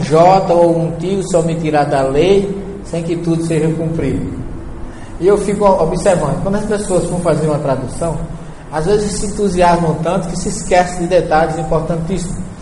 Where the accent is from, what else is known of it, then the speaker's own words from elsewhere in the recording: Northeast Region, Brazil; eu não saí do Nordeste, só mudei de lugar